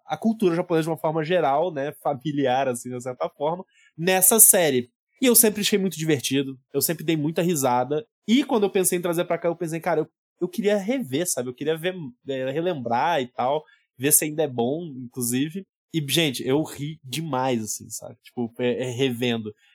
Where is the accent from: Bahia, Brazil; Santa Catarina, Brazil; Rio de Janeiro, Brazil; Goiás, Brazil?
Goiás, Brazil; Goiânia; eu morando em Goiânia